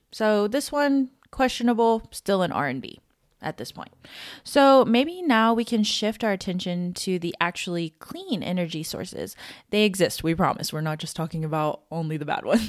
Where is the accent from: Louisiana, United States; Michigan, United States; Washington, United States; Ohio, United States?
Louisiana, United States; I'm from Louisiana